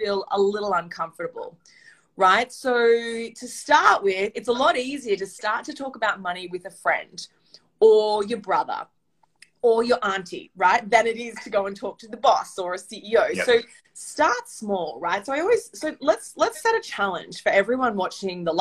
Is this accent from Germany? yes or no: no; Australia; accent: Australian; now in New York City, United States; I'm an Australian, hence my accent, but I live here in New York City.